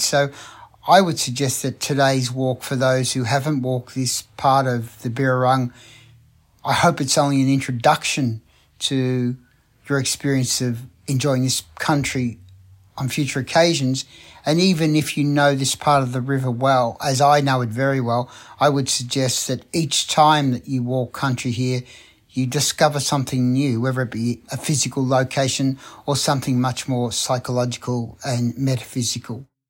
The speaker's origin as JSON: {"language": "English", "town": "Melbourne", "region": "Victoria", "country": "Australia", "said": "a writer from Melbourne"}